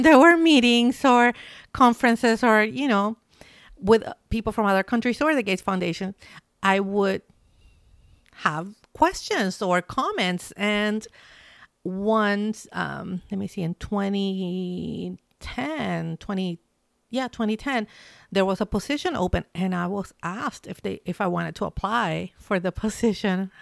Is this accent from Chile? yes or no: yes; Chile; moved away as an adult; now in Seattle, United States; I'm Chilean, that I'm from Chile